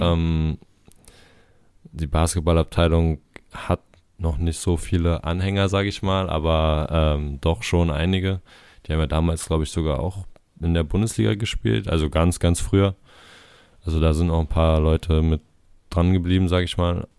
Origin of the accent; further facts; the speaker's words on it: Berlin, Germany; moved away as an adult; now in Itzehoe, Germany; ich komme aus Berlin, ich bin da groß geworden, 18 Jahre habe da, hab ich da gelebt.